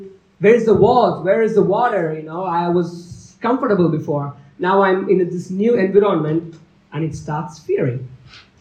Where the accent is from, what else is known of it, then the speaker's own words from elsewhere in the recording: India; moved away; I'm from India